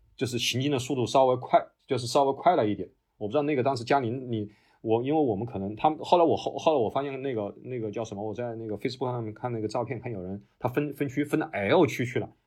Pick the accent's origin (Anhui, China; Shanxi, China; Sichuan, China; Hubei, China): Hubei, China; Wuhan; now in Australia; 因为我是武汉人